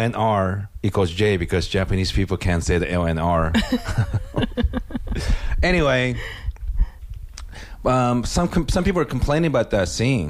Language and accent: English; India; don't listen to my podcast, even though I'm Indian.